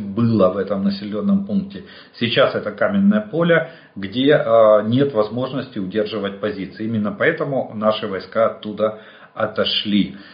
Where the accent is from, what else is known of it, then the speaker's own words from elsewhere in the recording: Ukraine; мы из Украины